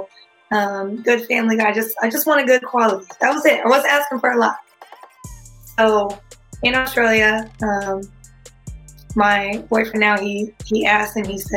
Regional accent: California, United States; I was from California

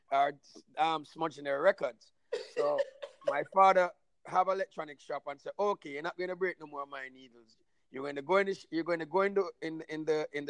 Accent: Kingston, Jamaica; I come from Vineyardtown, the east.

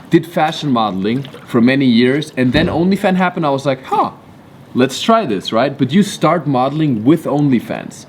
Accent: Germany; moved away; I had to go back to Germany

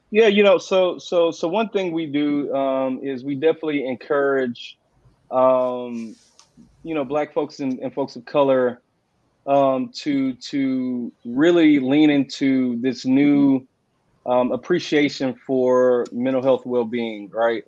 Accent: Houston, Texas, United States; also born or lived in Austin, Texas; I'm originally from Houston. I was raised by my grandparents

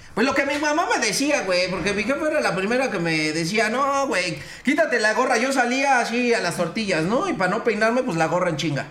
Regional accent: Mexico City, Mexico; De aquí de la City, güey, de la Ciudad de México, soy chilango

